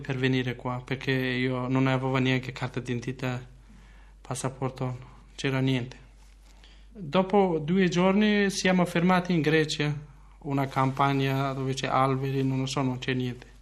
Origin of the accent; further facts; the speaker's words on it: Kurdistan, Turkey; Italian is a second language; moved away as an adult; now in Verona, Italy; origine, origine sono curdo. Mi manca sempre, anche io prima non volevo lasciare la mia terra dove nato io.